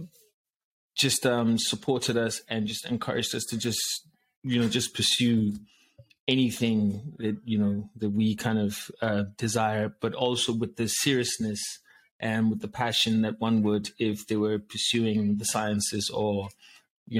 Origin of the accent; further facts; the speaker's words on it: Ghana; I was raised in Ghana